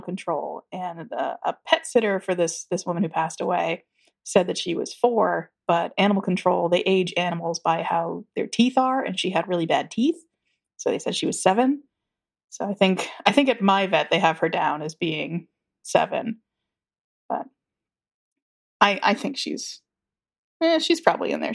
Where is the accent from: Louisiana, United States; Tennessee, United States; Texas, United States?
Tennessee, United States; I grew up in Tennessee